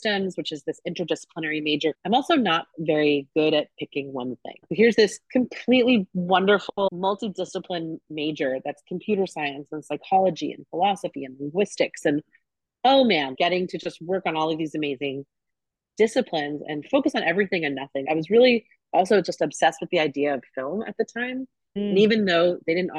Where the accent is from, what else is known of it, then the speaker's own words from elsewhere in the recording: Long Island, New York, United States; moved away as an adult; now in Pacific Northwest, United States; I grew up in New York. I grew up on Long Island